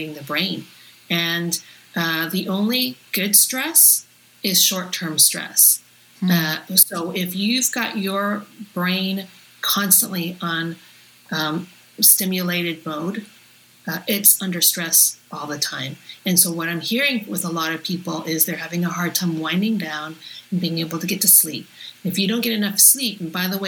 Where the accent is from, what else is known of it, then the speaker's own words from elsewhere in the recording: Toronto, Ontario, Canada; I grew up in North York in the 70s and very, very white neighborhood.